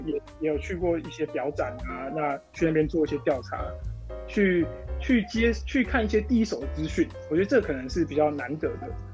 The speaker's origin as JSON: {"language": "Chinese", "region": "Taichung", "country": "Taiwan", "tie": "born or raised there", "said": "我是一个表店的二代，我在台中，从小就在就是台中表店这样子环境长大"}